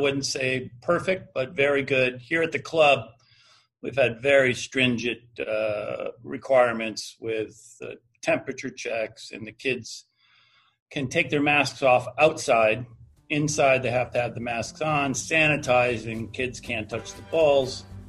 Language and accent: English; Northeast, United States; I every day wake up and so glad I'm from the Northeast, where we have gotten really wonderful guidance from our governors and our mayors here